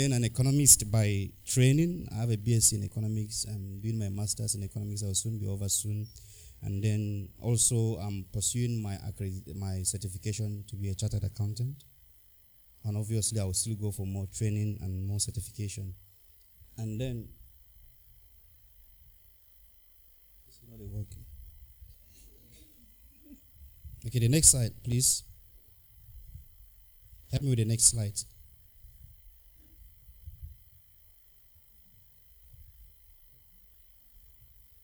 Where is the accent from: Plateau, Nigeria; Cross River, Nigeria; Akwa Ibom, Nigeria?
Plateau, Nigeria; I'm from Plateau State, Nigeria